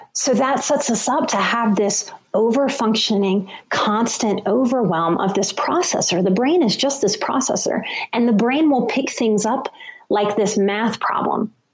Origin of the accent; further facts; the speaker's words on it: New Orleans, Louisiana, United States; I'm from New Orleans and I worked in bars to get myself through school